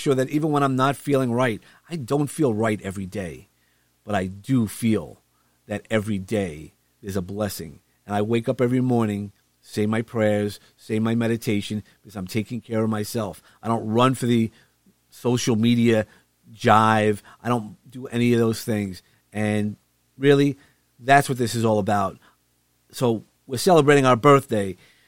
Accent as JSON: {"language": "English", "town": "New York City", "region": "New York", "country": "United States", "said": "we come from Brooklyn, so you don't always see. There's light pollution."}